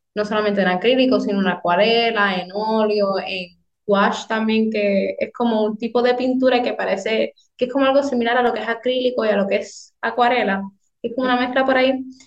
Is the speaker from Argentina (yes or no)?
no; Hatillo, Puerto Rico; soy del pueblo de Atillo